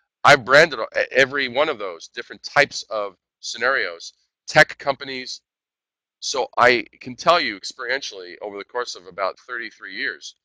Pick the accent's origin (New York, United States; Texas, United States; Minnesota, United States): New York, United States; New York City; moved away; also born or lived in Midwest; I'm a native New Yorker. I'm originally from Brooklyn.